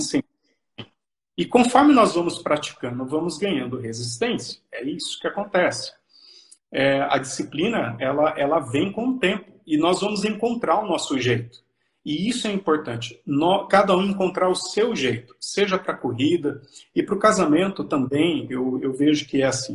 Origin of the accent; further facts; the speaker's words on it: São Paulo, Brazil; moved away as an adult; also born or lived in Catanduva, São Paulo / Mogi das Cruzes, São Paulo; now in Cascavel, Brazil; sou paulista, é, minha, minha cidade natal é Catanduva, interior de São Paulo. Me criei no interior, próximo à capital também, na Grande São Paulo